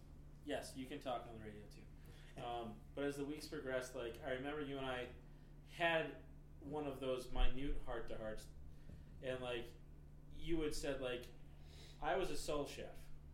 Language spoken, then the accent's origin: English; Tennessee, United States; born there; also born or lived in Japan; No, Japan. I was born in Tennessee, but lived in Japan.